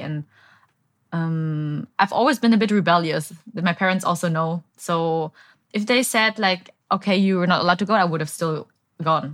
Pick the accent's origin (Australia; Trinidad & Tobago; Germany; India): Germany; Bavaria; moved away as an adult; also born or lived in Berlin, Germany; now in Saigon, Vietnam; I was born and raised in Bavaria, but, um, two thousand eleven, I moved to Berlin to study